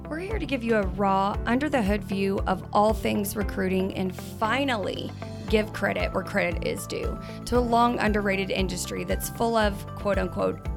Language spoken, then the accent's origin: English; Boston, Massachusetts, United States; Like we're from Boston.